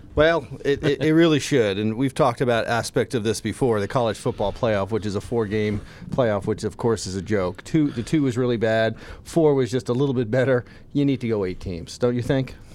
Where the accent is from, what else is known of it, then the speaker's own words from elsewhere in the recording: the South, United States; I'm from the South. I, I live down there.